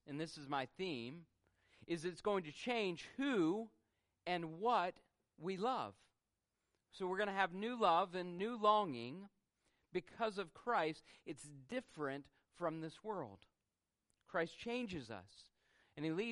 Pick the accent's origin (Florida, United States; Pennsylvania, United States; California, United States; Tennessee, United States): Tennessee, United States; Memphis; I was born in Memphis, Tennessee